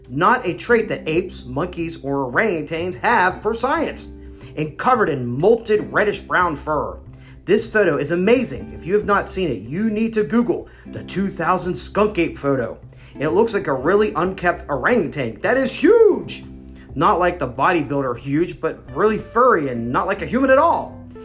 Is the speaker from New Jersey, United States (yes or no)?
no; North Carolina, United States; my home state of North Carolina.